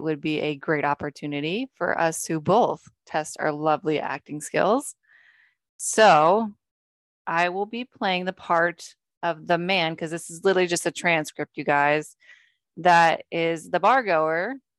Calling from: Amityville, New York, United States; It's in Amityville. Call up the Amityville police and it's right off Ocean Avenue in Amityville.

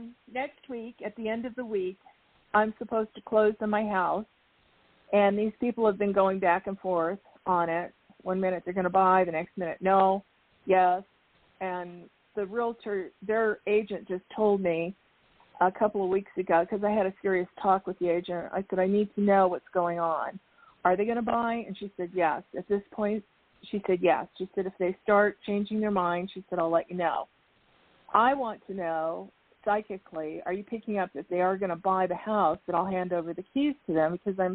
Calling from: Arizona, United States; Oh, my goodness. Okay, Arizona.

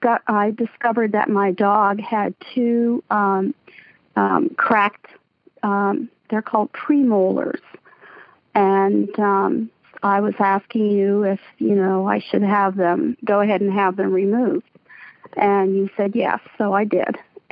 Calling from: Central Pennsylvania, United States; I'm calling from Central Pennsylvania.

